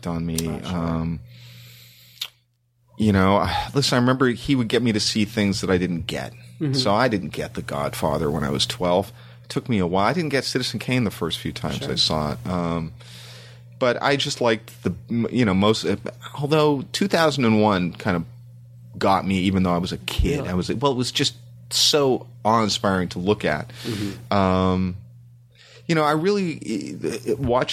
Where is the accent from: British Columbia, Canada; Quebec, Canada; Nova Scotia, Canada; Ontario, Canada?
Ontario, Canada; Toronto; moved away; growing up in Canada